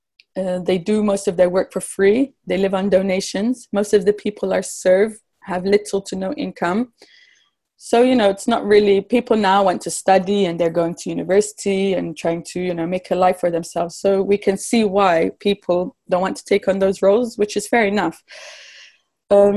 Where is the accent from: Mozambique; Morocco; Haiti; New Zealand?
Morocco; also born or lived in England; growing up in Morocco